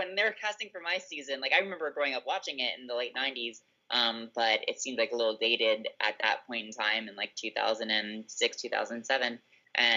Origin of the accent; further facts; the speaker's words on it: South Florida, United States; I grew up in South Florida.